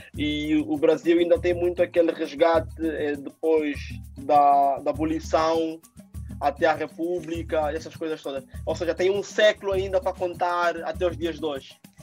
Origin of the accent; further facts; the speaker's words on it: Angola; now in Portugal; eu sou angolano e nós de Angola temos uma herança brasileira grande